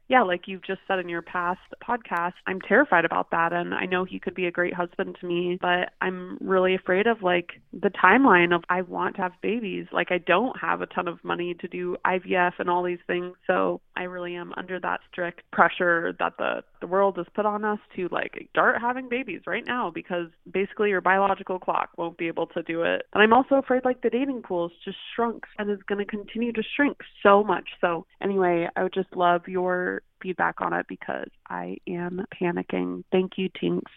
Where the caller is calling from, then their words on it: San Francisco, California, United States; I'm calling from San Francisco